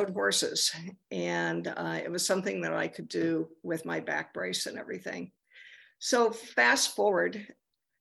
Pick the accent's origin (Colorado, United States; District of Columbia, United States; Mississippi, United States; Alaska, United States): Colorado, United States; near Grand Junction, Western; now in Los Angeles, United States; I grew up in Western Colorado in a very small town near Grand Junction